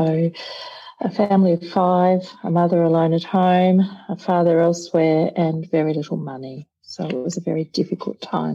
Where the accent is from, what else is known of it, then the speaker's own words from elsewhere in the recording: Melbourne, Victoria, Australia; I was born in Sandringham Hospital in Melbourne. So I'm Melbourne born and bred.